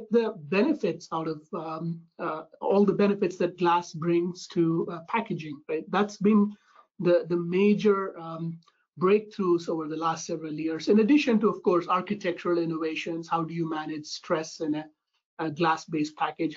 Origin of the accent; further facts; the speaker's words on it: India; moved away as an adult; now in United States; I'm originally from India